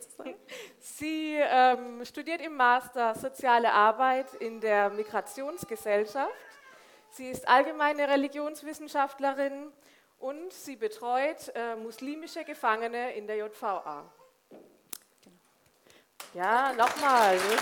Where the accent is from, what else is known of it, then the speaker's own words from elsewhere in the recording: Söllingen, Baden-Württemberg, Germany; also born or lived in Remchingen; ich bin im wunderschönen Söllingen im Finstal aufgewachsen